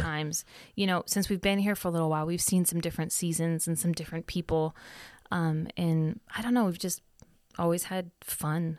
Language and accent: English; Sunnyvale, California, United States; moved away; also born or lived in Arizona; I, um, grew up in Cupertino in Sunnyvale.